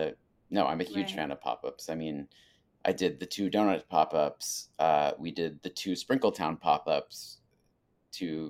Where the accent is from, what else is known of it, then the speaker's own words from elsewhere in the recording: New England, United States; I'm from New England.